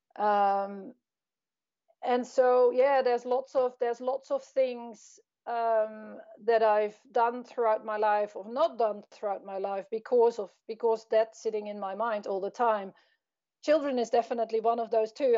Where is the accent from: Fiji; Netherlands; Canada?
Netherlands; I grew up in the Netherlands.